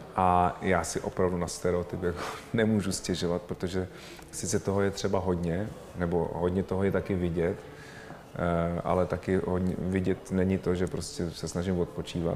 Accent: Czechia; My jsme Češi

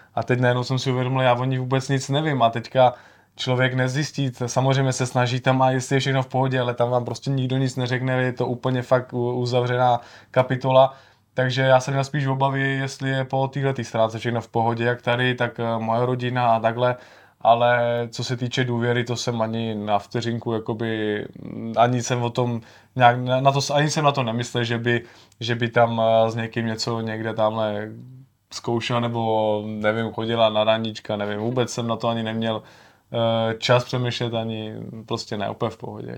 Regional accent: Czechia; já jsem z Čech

